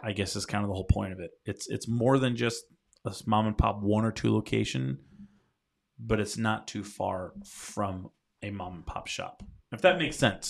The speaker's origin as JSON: {"language": "English", "region": "Rhode Island", "country": "United States", "moved": "yes", "lives_now": "North Carolina, United States", "said": "when I first moved to North Carolina, 'cause I'm from Rhode Island"}